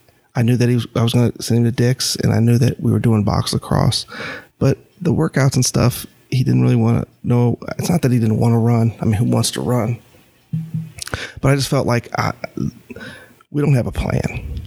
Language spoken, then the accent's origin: English; North Carolina, United States; And because we're from North Carolina, he was completely unknown to anyone.